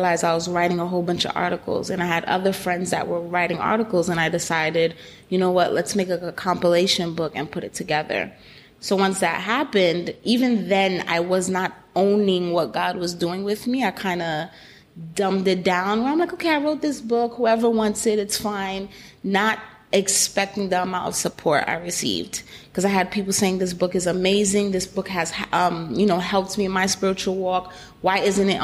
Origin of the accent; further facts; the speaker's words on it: New York City, New York, United States; I do come from a Haitian background, born and raised in Brooklyn